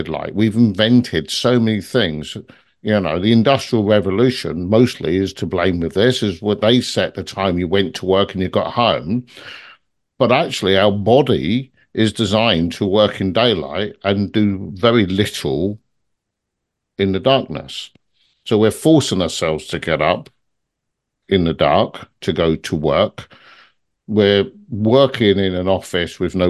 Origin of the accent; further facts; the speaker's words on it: London, United Kingdom; moved away; I come from London originally